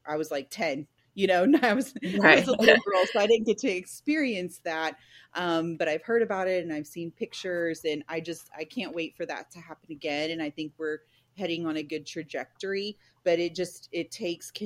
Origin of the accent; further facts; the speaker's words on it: El Paso, Texas, United States; now in Nacogdoches, United States; I grew up in El Paso